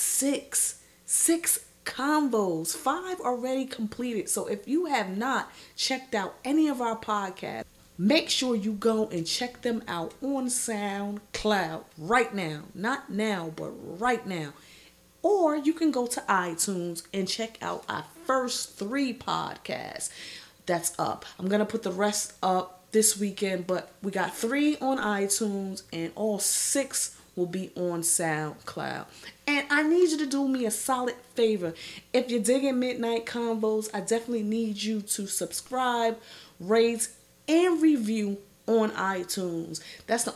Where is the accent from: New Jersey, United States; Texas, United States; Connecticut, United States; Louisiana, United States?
New Jersey, United States; I represent Jersey to the fullest, born and raised in the Garden State